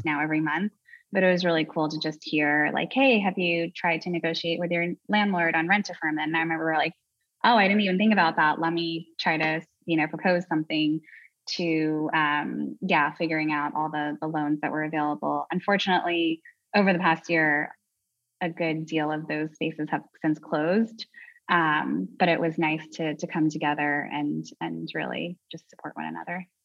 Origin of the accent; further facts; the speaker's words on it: New York, United States; I'm from New York